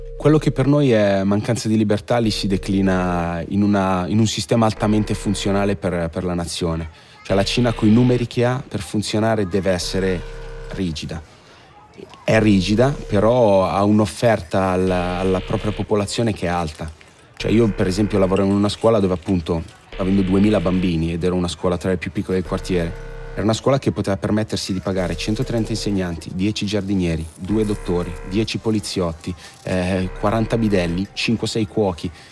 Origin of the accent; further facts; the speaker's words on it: Italy